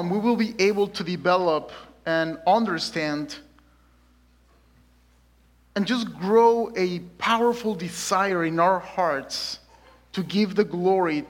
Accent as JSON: {"language": "English", "region": "Mexico City", "country": "Mexico", "tie": "born or raised there", "also_born_or_lived": "South Dakota", "moved": "as an adult", "lives_now": "Lynnwood, United States", "said": "I'm originally born and raised in Mexico City. And I came in 2017 just to study seminary"}